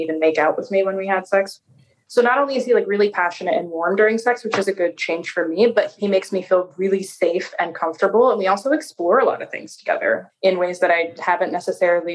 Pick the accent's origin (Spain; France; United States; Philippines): United States; Seattle, Washington; accent: American; moved away as an adult; now in Porto, Portugal; I'm actually from Seattle